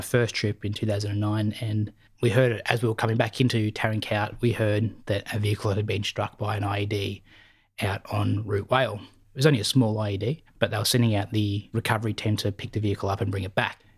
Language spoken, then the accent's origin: English; Berwick, Victoria, Australia; I grew up in Victoria in Melbourne Southeast. I went to school here in Berwick